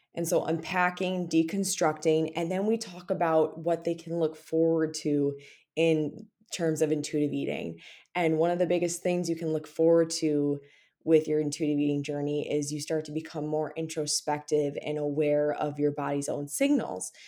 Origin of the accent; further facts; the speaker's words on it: Minnesota, United States; when you're a Minnesotan